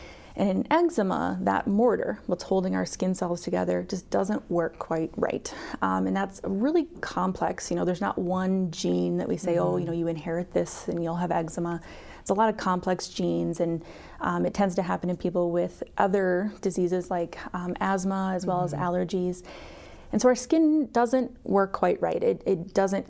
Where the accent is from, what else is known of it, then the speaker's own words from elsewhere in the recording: Mount Vernon, South Dakota, United States; also born or lived in Madison, Wisconsin; I am originally from Mitchell or the Mount Vernon area. I went to school in Mount Vernon